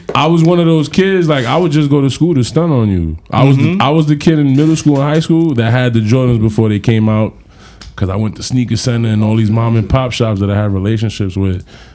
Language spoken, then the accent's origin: English; New York City, New York, United States; also born or lived in Dominican Republic; I'm from Kingsbridge. A lot of people don't know that. I'm from 196.